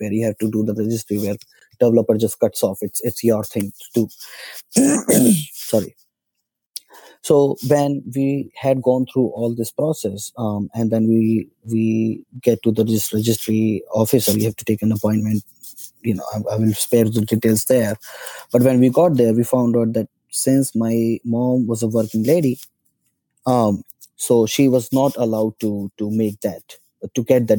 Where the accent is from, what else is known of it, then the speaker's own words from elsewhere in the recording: India; moved away; I'm citizen of India. It's my home country.